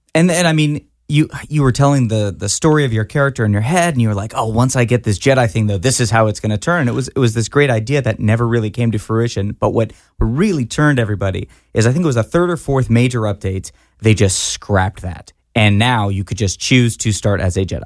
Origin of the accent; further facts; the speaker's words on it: Fort Worth, Texas, United States; I grew up in Fort Worth, Texas